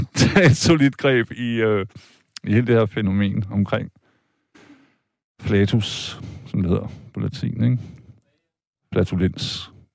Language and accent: Danish; Vejle, Southern Denmark, Denmark; jeg er fra Vejle, jeg er fra Jylland